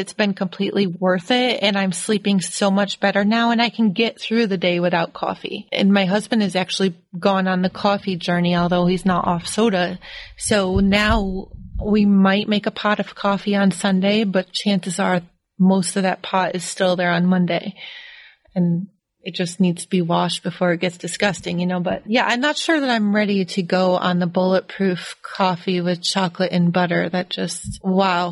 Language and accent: English; Rochester, New York, United States; I'm from Rochester.